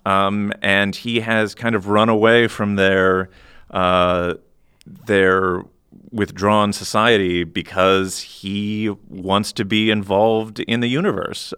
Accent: Iowa, United States; I'm from Iowa

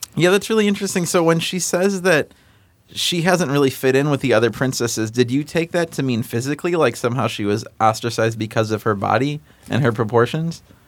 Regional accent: Illinois, United States; also born or lived in Chicago suburbs, Illinois; I moved across the state from the Quad Cities to the Chicago suburbs

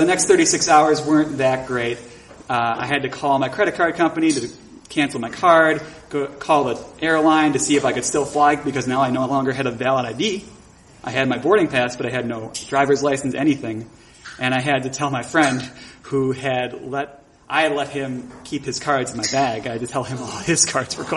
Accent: Buffalo, New York, United States; I started doing improv comedy in my hometown of Buffalo, New York

